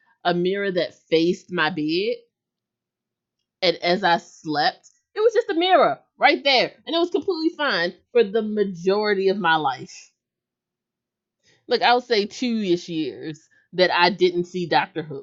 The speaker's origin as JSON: {"language": "English", "country": "United States", "said": "I can only speak as an American"}